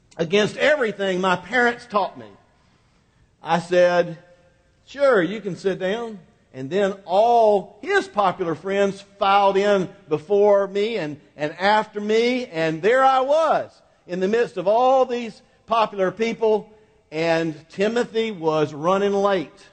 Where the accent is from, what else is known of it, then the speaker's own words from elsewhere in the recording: Quincy, Florida, United States; Highway, U.S. Highway 90 went right down the middle of Quincy, Florida